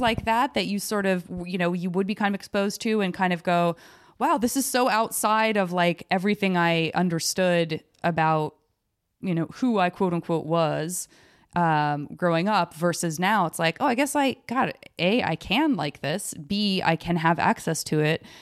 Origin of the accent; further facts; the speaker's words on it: Tucson, Arizona, United States; moved away as an adult; also born or lived in San Francisco; I grew up in Tucson, Arizona